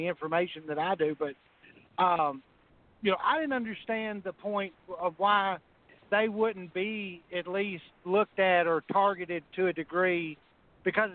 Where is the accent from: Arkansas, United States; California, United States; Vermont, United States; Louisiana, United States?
Arkansas, United States; I'm from Arkansas